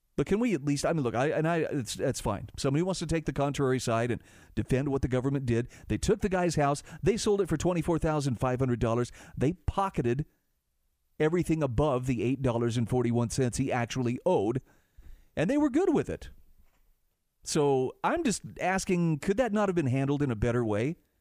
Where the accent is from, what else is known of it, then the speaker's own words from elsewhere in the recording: Utah, United States; my home state of Utah